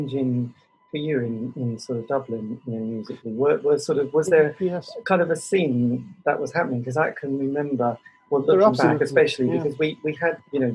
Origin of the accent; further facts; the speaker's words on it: Norwich, East of England, United Kingdom; I'm from Norwich.